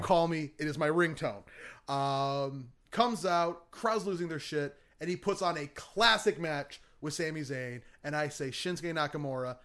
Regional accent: Michigan, United States; moved away; my home state of Michigan

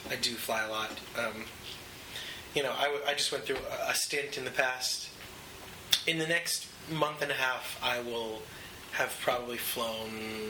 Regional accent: New York, United States; also born or lived in Los Angeles; I've lived in L.A. before. I'm definitely an East Coast boy.

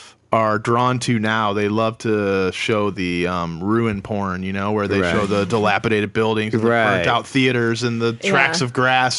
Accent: a suburb of Detroit, Michigan, United States; moved away as an adult; also born or lived in New York; now in Los Angeles, United States; I didn't grow up in Detroit. Oh, okay. I grew up in a suburb, but at the point I could drive, I spent a lot of time in Detroit. And Michigan is a great place.

